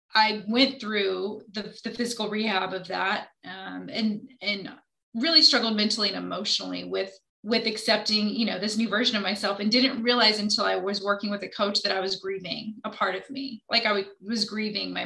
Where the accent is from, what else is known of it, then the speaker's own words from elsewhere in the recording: Indianapolis, Indiana, United States; I am from Indianapolis